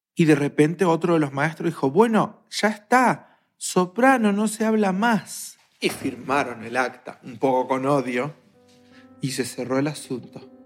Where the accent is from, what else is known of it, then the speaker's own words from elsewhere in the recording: Argentina; soy argentina